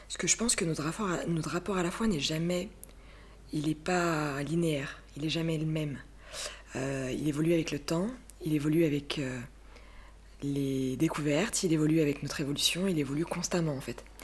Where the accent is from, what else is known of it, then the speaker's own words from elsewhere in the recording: Burgundy, Bourgogne-Franche-Comté, France; now in Île-de-France, France; j'ai 26 ans, j'habite euh, en Ile-de-France, euh, j'ai grandi en Bourgogne